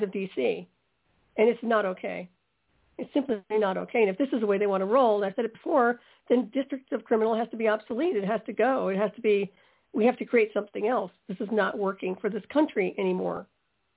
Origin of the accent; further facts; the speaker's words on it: United States; As an American